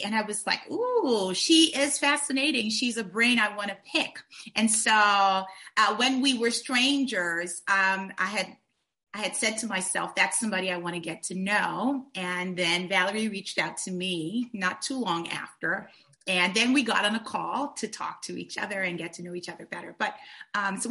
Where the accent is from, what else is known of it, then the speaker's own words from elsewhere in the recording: Nigeria; also born or lived in Cameroon; now in Virginia, United States; I was born in Nigeria to parents who are Cameroonian.